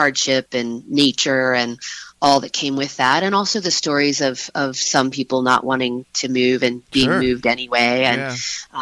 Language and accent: English; Harrisonburg, Virginia, United States; also born or lived in Elkton, Virginia; So I grew up in the Shenandoah Valley. Originally, I grew up in Harrisonburg, although we moved